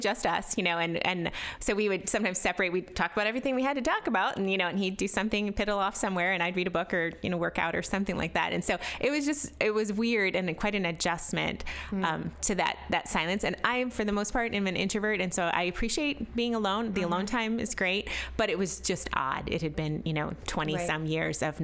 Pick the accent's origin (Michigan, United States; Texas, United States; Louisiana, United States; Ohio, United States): Ohio, United States; Canton; I'm from Canton, Ohio.